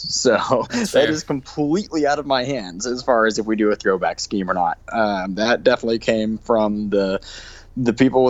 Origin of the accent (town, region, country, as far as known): Utah, United States